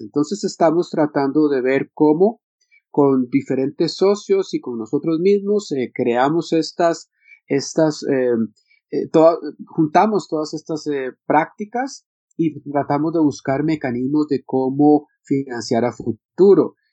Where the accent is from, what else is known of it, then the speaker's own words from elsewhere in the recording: Costa Rica; yo que soy de Costa Rica